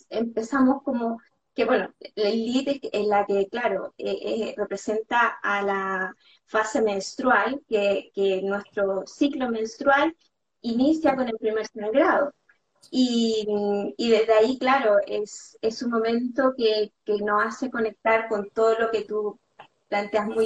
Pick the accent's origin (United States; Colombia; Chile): Chile; moved away as an adult; now in Barcelona, Spain; empecé con estudiar coaching, eh, que me fui de Chile a Barcelona